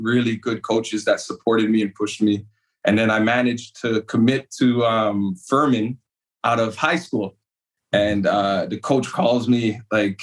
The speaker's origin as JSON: {"language": "English", "town": "Toronto", "region": "Ontario", "country": "Canada", "tie": "born or raised there", "moved": "as an adult", "lives_now": "United States", "said": "I grew up in Toronto and Scarborough, born and raised"}